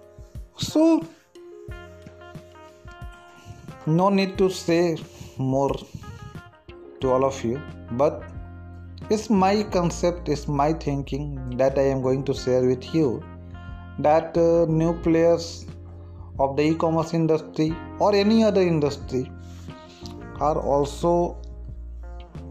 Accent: India; we Indian people

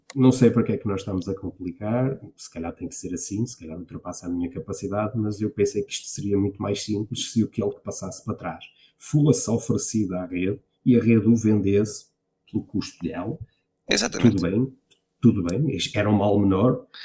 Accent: Marco de Canaveses, Norte, Portugal; Eu sou de uma, uma, originária de uma pequena aldeia no Arco de Canaveses, Santiago

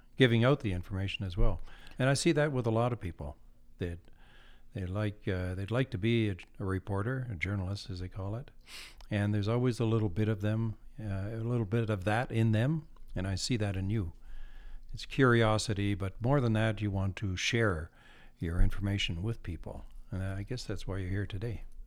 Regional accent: Campbellton, New Brunswick, Canada; I'm from New Brunswick, a small town in uh, New Brunswick, northern New Brunswick, Campbellton. And as a, I grew up on the edge of town

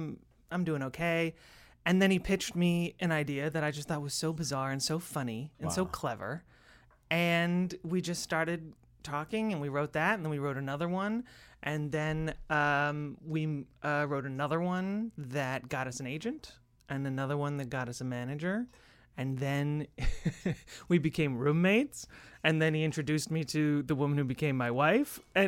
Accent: Amherst, Massachusetts, United States; Western Massachusetts, Amherst.

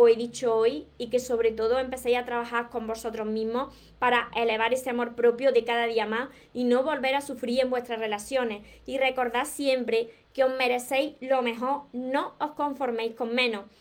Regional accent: Córdoba, Argentina; soy de Argentina, Córdoba.

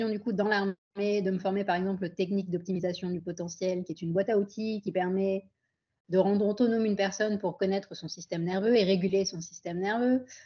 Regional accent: Pondicherry, Puducherry, India; also born or lived in France; donc à l'époque, je vivais à Pondichéry, en Inde, puisque mes deux parents sont originaires d'Inde. Je suis née en France, mais à 10 ans, ma famille a décidé de rentrer en Inde.

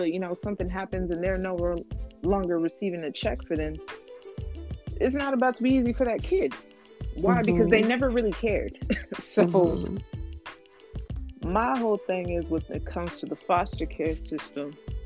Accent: Temecula, California, United States; I grew up in Temecula around a lot of white people

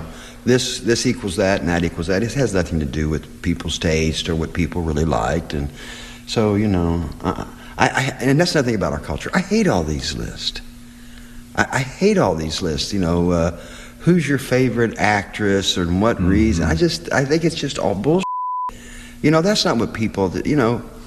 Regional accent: Seymour, Indiana, United States; I enjoyed growing up in Seymour, Indiana

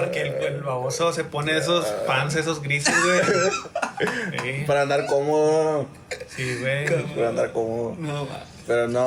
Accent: United States; Soy gringo yo también, pero.

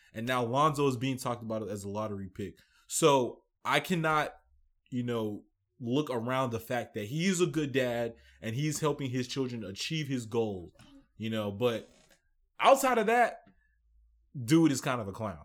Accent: Nigeria; I'm Nigerian.

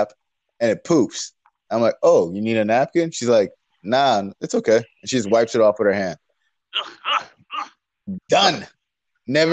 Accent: Florida, United States; I'm from Florida

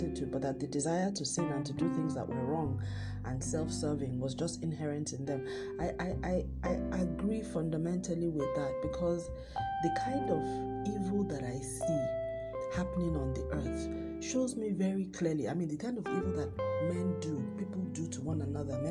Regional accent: Nigeria; also born or lived in Lagos, Nigeria; I'm recording from Lagos, Nigeria.

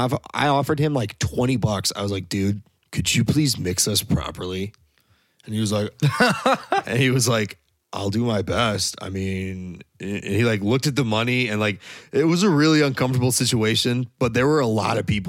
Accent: Naperville, Illinois, United States; I'm from the Naperville, like Aurora area

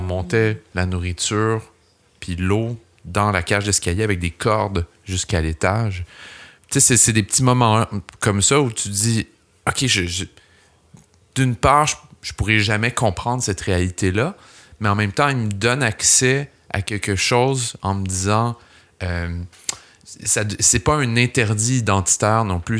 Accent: Laval, Quebec, Canada; also born or lived in Montreal; j'ai grandi à Laval, j'ai atterri à Montréal

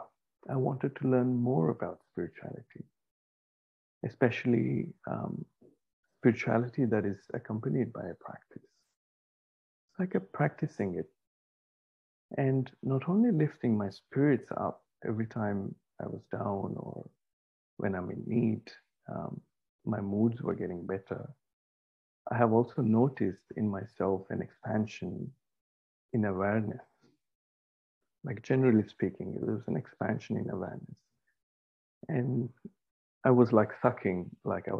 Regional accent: India; moved away as an adult; also born or lived in Australia; I had to leave India at that time for my postgraduate studies. So I was 20 at this time. And just arriving in Australia, it was my first time outside my home country

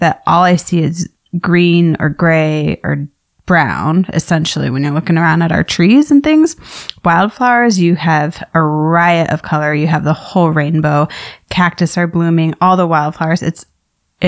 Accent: Tucson, Arizona, United States; I grew up here in Tucson, Arizona, really loving just the variety of bugs and creepy crawlies

